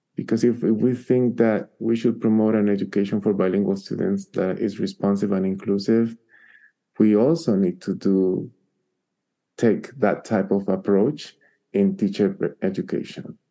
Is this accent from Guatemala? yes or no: yes; Guatemala; English is a second language; now in Albuquerque, United States; I am originally from Guatemala